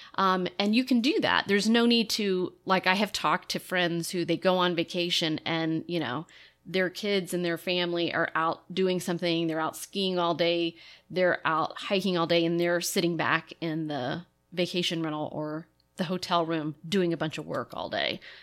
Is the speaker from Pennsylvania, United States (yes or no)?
no; Lexington, Kentucky, United States; moved away; I grew up in Lexington, Kentucky, and horse country